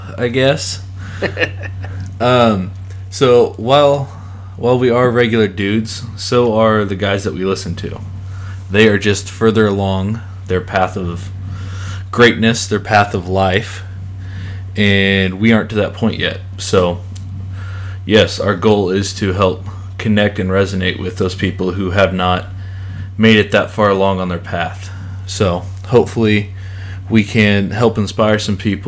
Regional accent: Carthage, Missouri, United States; also born or lived in Joplin, Missouri; I was born and raised in Carthage, Missouri

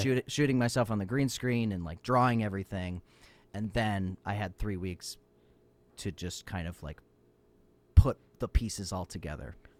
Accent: United States; as an American in Europe

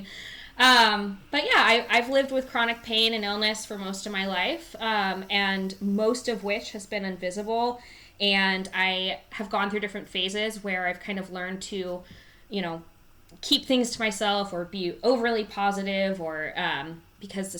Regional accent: California, United States; I live in California, born and raised.

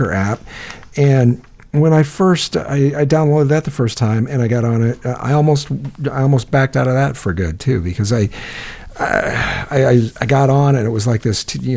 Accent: Iowa, United States; I'm from Iowa

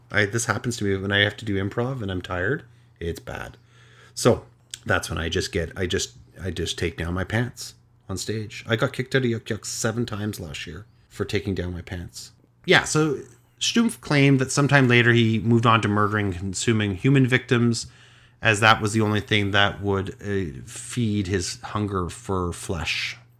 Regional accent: Canada; I'm Canadian

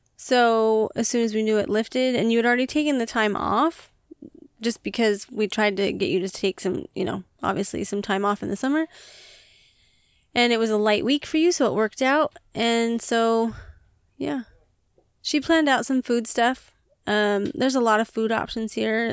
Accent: United States; we are American

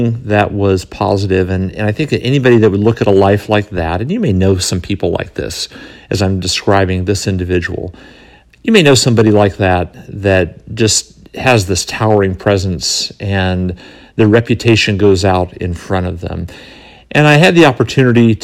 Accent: California, United States; moved away; also born or lived in North Carolina; the community that I grew up in California, before we moved to North Carolina

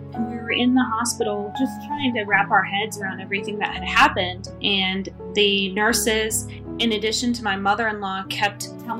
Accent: East Coast, United States; I'm originally from the East Coast and I'm part of a military family and we always moved around a lot.

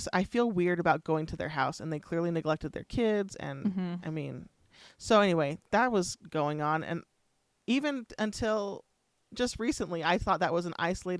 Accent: California, United States; moved away; I came from California where I couldn't play in my front yard, right?

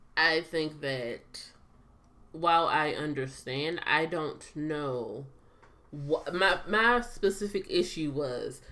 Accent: United States; as an American

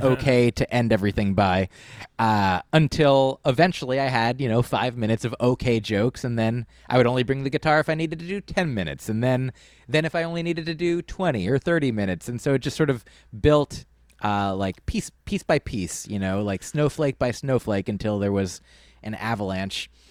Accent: New Jersey, United States; I was growing up in New Jersey.

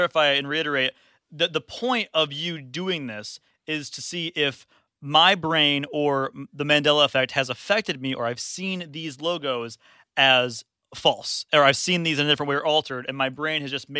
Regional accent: Grand Haven, Michigan, United States; All right. I'm from Grand Haven, Michigan. Shout out to the West Coast.

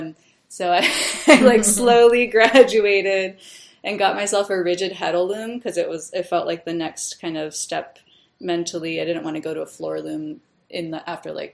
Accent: Hawaii, United States; now in New York, United States; I'm from Hawaii originally

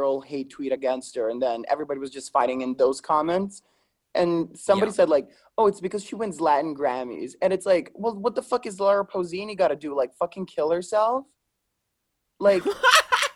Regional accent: Lombardy, Italy; moved away; I'm from Italy

